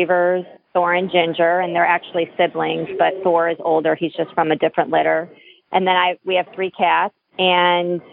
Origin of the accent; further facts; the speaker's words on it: Cleveland, Ohio, United States; moved away as an adult; now in Boston, United States; I grew up outside of Cleveland, moved to Boston, I don't know, like 25 years ago